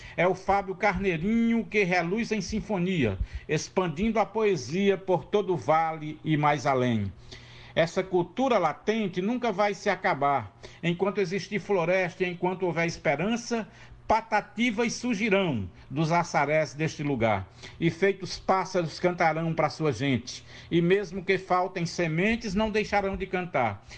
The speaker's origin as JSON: {"language": "Portuguese", "town": "Juazeiro do Norte", "region": "Ceará", "country": "Brazil", "tie": "born or raised there", "also_born_or_lived": "Crato, Ceará", "moved": "yes", "lives_now": "Fortaleza, Brazil"}